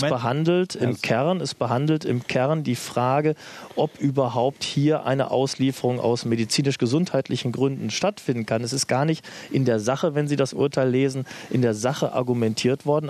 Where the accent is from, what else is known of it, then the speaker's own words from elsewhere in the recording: Germany; als Deutscher